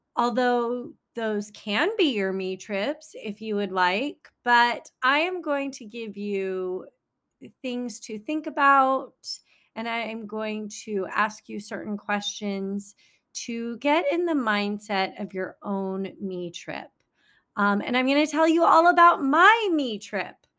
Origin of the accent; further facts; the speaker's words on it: San Francisco Bay Area, California, United States; also born or lived in China; now in Los Angeles, United States; I grew up in the San Francisco Bay Area.